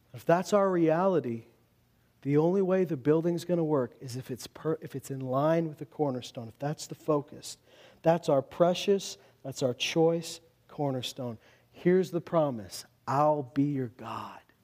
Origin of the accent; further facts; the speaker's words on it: Loon Lake, Saskatchewan, Canada; I grew up in Loon Lake, a town which has seen great division over the years because on one hand, there's the reserve and on the other hand, the town